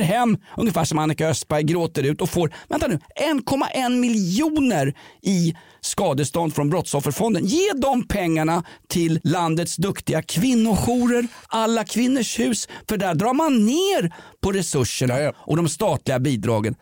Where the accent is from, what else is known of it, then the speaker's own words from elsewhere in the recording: Sweden; jag är uppväxt i Sverige på 1970-talet